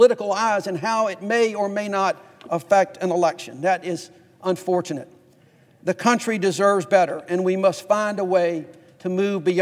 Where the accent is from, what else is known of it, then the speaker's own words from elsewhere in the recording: Fairfield, Alabama, United States; I grew up in Fairfield, Alabama